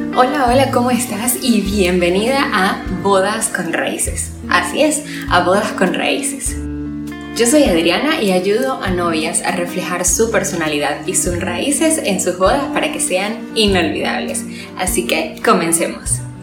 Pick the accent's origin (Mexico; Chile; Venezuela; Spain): Venezuela; moved away; Como venezolana tengo la mayoría de mis familiares y amigos